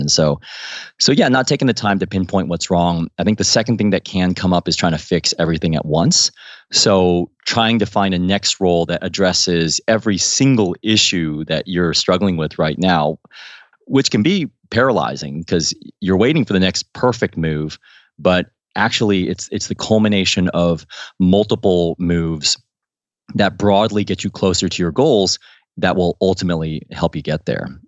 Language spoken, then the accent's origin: English; Midwest, United States; moved away as an adult; also born or lived in Missouri / Ohio / Washington, D.C.; now in London, United Kingdom; growing up in Ohio and Missouri